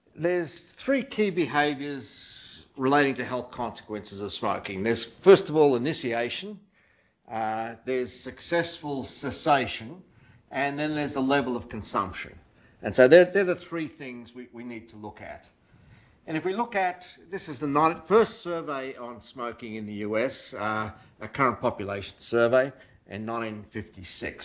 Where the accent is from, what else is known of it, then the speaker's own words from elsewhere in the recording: Australia; moved away as an adult; now in United States; I was from Australia